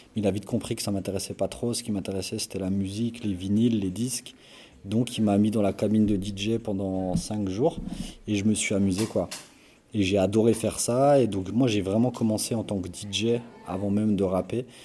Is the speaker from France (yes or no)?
yes; Belfort, Bourgogne-Franche-Comté, France; je suis de Belfort.